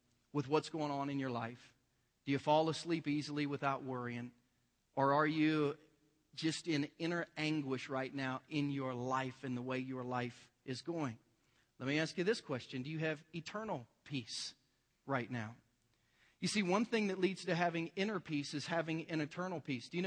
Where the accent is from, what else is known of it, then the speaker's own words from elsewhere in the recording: Southern Ohio, United States; I'm from Southern Ohio. It's a little bit rednecky